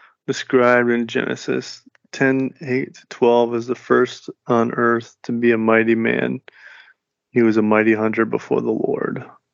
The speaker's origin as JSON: {"language": "English", "country": "United States", "moved": "yes", "said": "being an American"}